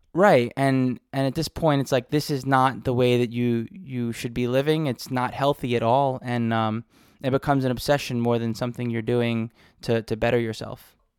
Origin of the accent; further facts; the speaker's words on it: New York City, New York, United States; I grew up in New York City